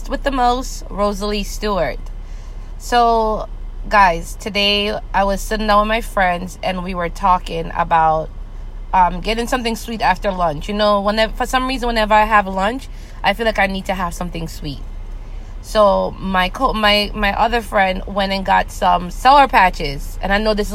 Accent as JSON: {"language": "English", "country": "Jamaica", "tie": "born or raised there", "moved": "yes", "said": "growing up in Jamaica"}